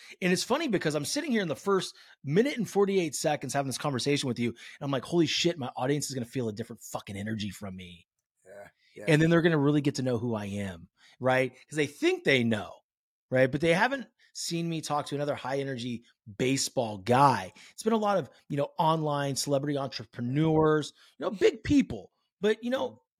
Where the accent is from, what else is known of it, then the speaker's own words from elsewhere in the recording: California, United States; dude, we grew up in the same backyard. Right. You know, he's from the Bay Area. I'm from the Bay Area.